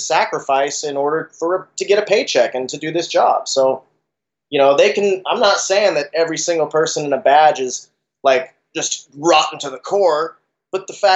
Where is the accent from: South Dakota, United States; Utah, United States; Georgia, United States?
Utah, United States; Salt Lake City; moved away; I'm actually from Salt Lake myself, originally.